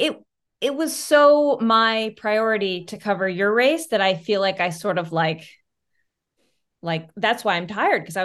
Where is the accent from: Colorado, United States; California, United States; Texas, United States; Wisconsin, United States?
Colorado, United States; Carbondale; I am from Carbondale, Colorado